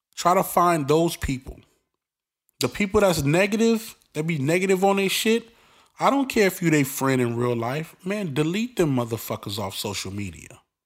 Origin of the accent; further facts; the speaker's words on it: New York City, New York, United States; I'm from Brooklyn. I'm from the streets